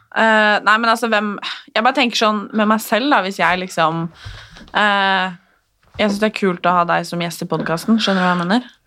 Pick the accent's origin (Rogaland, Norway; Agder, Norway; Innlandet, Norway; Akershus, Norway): Akershus, Norway; Nesodden; Jeg er fra Nesodden